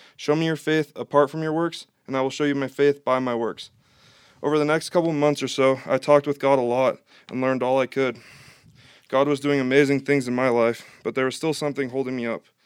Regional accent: Missoula, Montana, United States; I grew up in a Catholic home in Missoula, Montana.

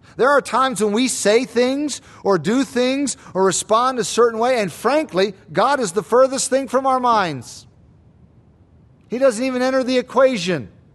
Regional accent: United States; us as American Christians

